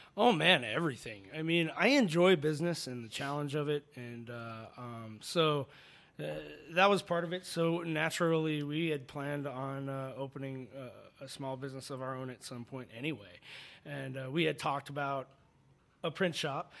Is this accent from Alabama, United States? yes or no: no; Phoenix, Arizona, United States; also born or lived in Chicago; now in Tucson, United States; I grew up in Phoenix